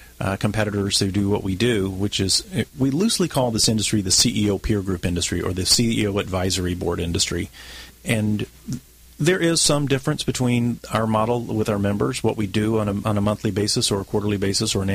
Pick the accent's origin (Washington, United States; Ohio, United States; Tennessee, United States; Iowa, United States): Tennessee, United States; Memphis; moved away as an adult; now in San Diego, United States; I born and raised in Memphis, Tennessee